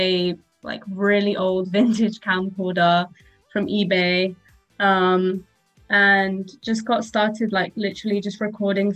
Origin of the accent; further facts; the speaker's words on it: Cyprus; moved away; also born or lived in Glasgow; I'm from Cyprus